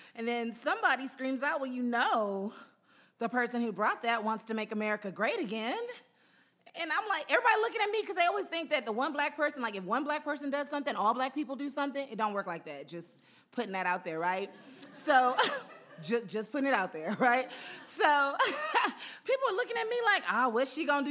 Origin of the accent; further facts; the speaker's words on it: Houston, Texas, United States; moved away as an adult; also born or lived in Utah; now in Los Angeles, United States; We're in Houston